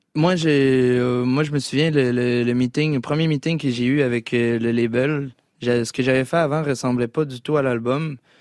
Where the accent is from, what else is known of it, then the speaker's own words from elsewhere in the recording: Quebec City, Quebec, Canada; petit garçon blanc de la ville de Québec